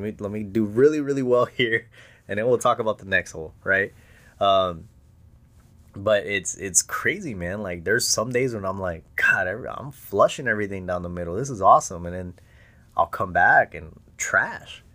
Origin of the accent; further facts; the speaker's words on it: Presidio, Texas, United States; now in San Antonio, United States; I grew up in West Texas